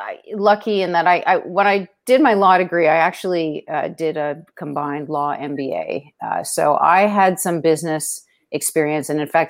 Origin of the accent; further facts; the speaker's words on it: Toronto, Ontario, Canada; moved away as an adult; also born or lived in New York City; now in Ozark Mountains, United States; I'm originally from Toronto, Canada. That's where I grew up and went to school and started practicing law.